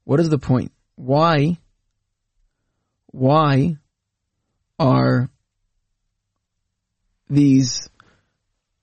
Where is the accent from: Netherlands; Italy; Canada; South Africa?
Canada; as a Canadian